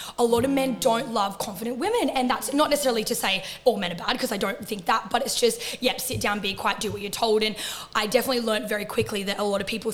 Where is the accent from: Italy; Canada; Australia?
Australia; Central Coast, New South Wales; moved away as an adult; now in Queensland, Australia; I am from the Central Coast, so in between Sydney and Newcastle. And then I moved to Queensland when I was 18